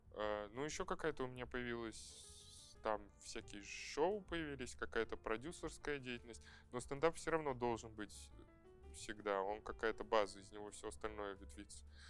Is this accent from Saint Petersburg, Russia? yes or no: yes; Saint Petersburg, Russia; moved away as an adult; now in Moscow, Russia; Я там прожил, я там родился и прожил